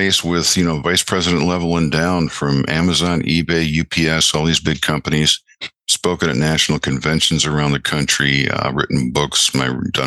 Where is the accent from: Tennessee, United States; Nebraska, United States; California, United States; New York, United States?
New York, United States; Rochester; moved away as an adult; now in Florida, United States; I grew up in Western New York, in Rochester, New York, moved to Florida 24 years ago